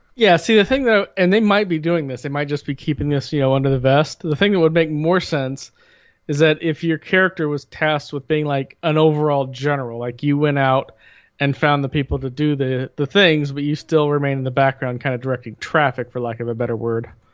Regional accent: United States; I am an American

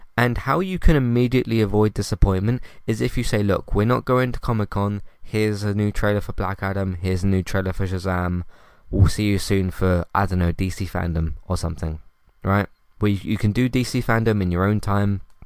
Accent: United Kingdom; I'm British

